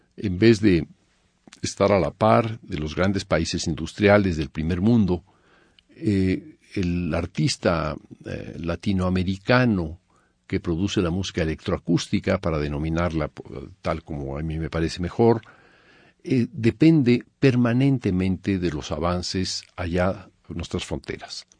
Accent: Mexico; moved away as an adult; also born or lived in Paris / Germany; Nací en México en 1943, hijo de exiliados españoles que vinieron al perder la República Española. Estudié en México con Carlos del Castillo al piano a los 10 años

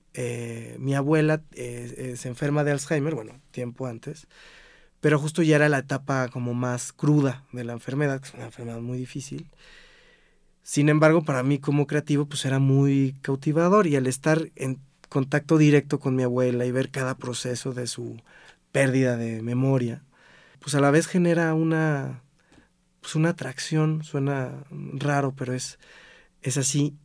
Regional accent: Cuernavaca, Morelos, Mexico; also born or lived in Xalapa, Veracruz; Soy originario de Jalapa, Veracruz, pero desde muy chiquito me fui a vivir a Cuernavaca y pues ahí es donde radico

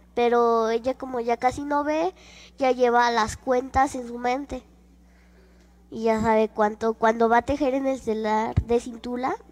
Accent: Tlaquilpa, Veracruz, Mexico; now in Mexico City, Mexico; vivo acá en la Ciudad de México, pero nací en Tlaquilpa, Veracruz.

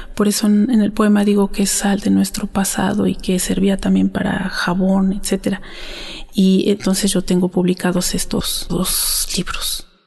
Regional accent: Santa Ana Nopalucan, Tlaxcala, Mexico; yo soy originaria de Santa Ana Nopalucan, Tlaxcala

